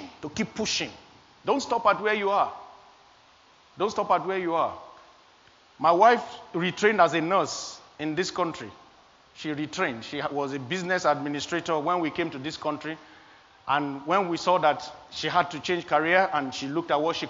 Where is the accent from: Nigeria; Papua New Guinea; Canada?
Nigeria; moved away; I am an African. I came from Nigeria. I was born in Nigeria.